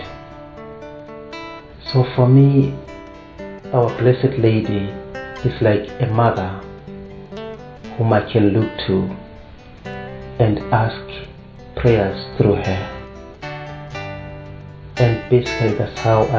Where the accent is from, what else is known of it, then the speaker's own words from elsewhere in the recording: Zimbabwe; I come from Zimbabwe